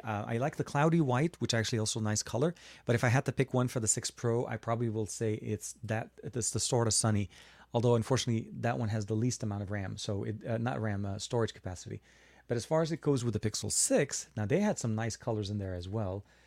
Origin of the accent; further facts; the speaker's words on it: Lebanon; now in United States; I was born in Lebanon and I'm, I live in the U S right now